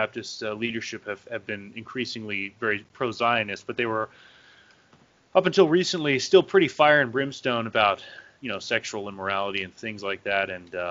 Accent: the South, United States; I grew up in the South

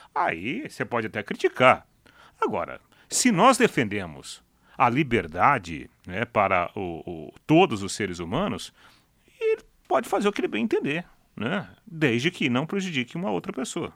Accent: Jataizinho, Paraná, Brazil; eu sou de Jataizinho

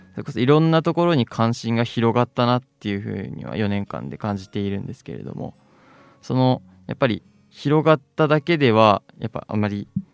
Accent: Date, Hokkaido, Japan; moved away as an adult; also born or lived in Miyagi; now in Sendai, Japan; 北海道の伊達市というところでして

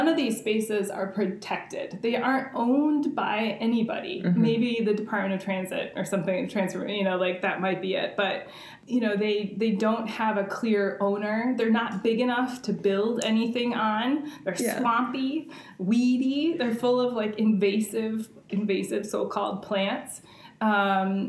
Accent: St. Paul, Minnesota, United States; I grew up in St. Paul, and the area that I grew up in is right near the intersection of 94 and 280.

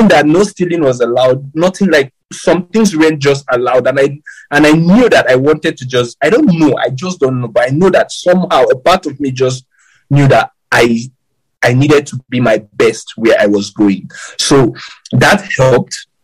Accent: Kaduna, Kaduna State, Nigeria; we actually grew up in like the ghetto part of Malali in Kaduna.

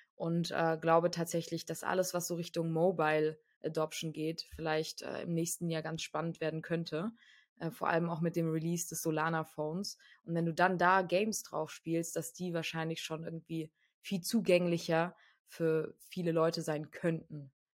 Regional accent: Frankfurt, Hesse, Germany; moved away; also ich komme aus Frankfurt ursprünglich, meine Familie kommt aus Frankfurt

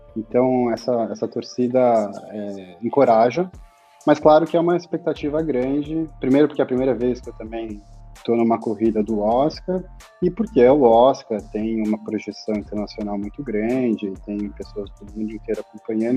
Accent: São Paulo, Brazil; nasci e fui criado em São Paulo a vida inteira

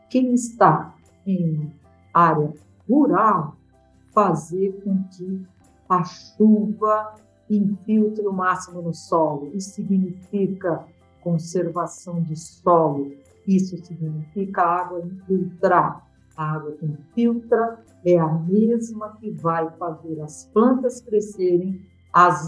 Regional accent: Brazil; como brasileiro

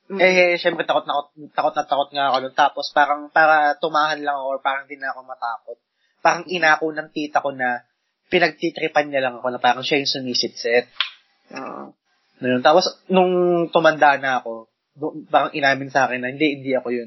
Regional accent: Mandaluyong, Metro Manila, Philippines; nung bata ako, nung yung bahay namin sa Mandaluyong

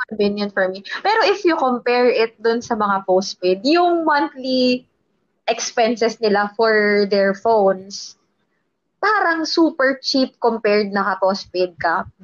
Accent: Taguig, Metro Manila, Philippines; I'm from Taguig

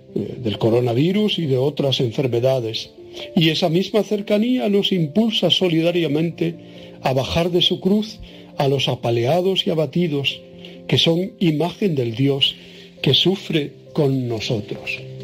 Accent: Tenerife, Canary Islands, Spain; en mi tierra, que se llama la capital Santa Cruz de Tenerife

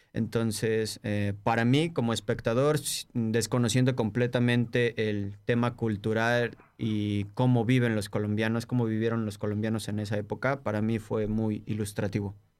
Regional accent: Mexico; moved away; como mexicano

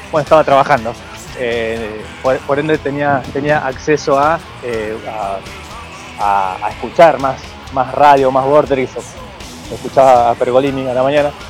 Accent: Argentina; yo no sé por qué somos argentinos, tenemos que extinguir, qué sé yo.

